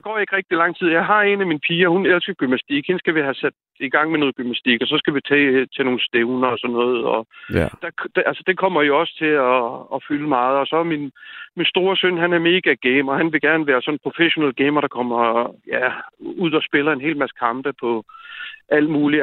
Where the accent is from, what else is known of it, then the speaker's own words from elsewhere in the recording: Slagelse, Zealand, Denmark; moved away as an adult; also born or lived in Albertslund; now in Jutland, Denmark; født og opvokset i Slagelse, og så, hvad hedder det, og nu bor jeg så i Jylland